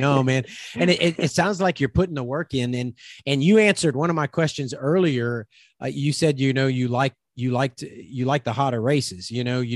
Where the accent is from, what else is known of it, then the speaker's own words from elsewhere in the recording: South Louisiana, United States; I'm from South Louisiana, where it's really hot and humid